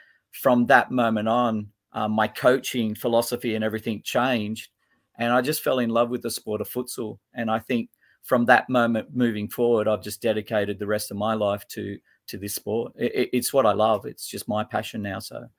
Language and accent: English; Sydney, New South Wales, Australia; now in Port Macquarie, Australia; I was born in Bondi, so in Sydney. So I'm a Bondi boy, born and bred down in Sydney. Raised probably in the western suburbs out towards the Hills District and stuff like that.